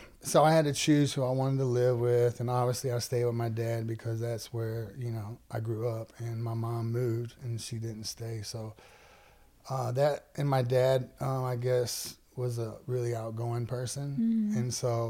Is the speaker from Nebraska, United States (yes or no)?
no; Kentwood, Louisiana, United States; My dad is still in Kentwood, yeah. Where I grew up